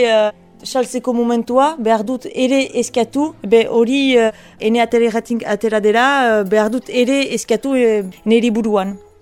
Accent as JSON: {"language": "Basque", "area": "Bunus", "region": "Nouvelle-Aquitaine", "country": "France", "tie": "born or raised there", "also_born_or_lived": "Paris", "moved": "yes", "said": "sortzez bunuztara"}